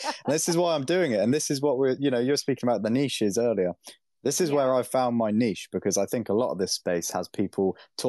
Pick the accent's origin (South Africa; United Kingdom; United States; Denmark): United Kingdom; I am British